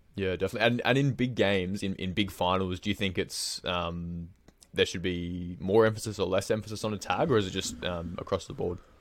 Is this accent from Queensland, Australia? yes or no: yes; Queensland, Australia; now in Melbourne, Australia; growing up in Queensland myself